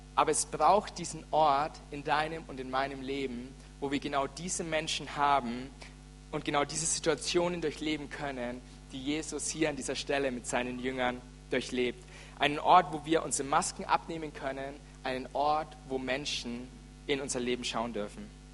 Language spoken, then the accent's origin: German; Franconia, Bavaria, Germany; ich bin echter Franke